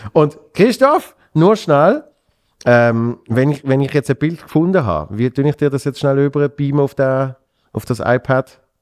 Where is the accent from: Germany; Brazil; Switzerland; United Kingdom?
Switzerland; bei uns in der Schweiz